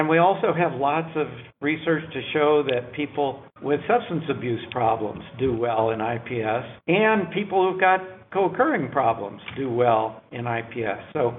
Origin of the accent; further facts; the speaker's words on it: North Carolina, United States; I'm from North Carolina too